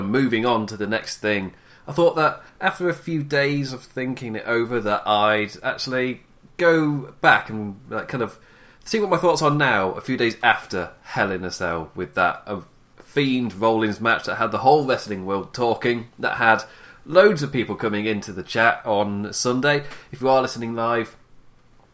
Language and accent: English; England, United Kingdom; as you can tell by my voice, I'm English